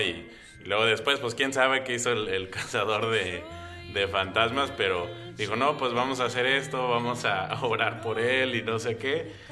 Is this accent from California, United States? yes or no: no; Brownsville, Texas, United States; now in Hood River, United States; en el, en el, sur de Texas, allí en la frontera, en la región de donde soy, este se llama el Valle de Río Grande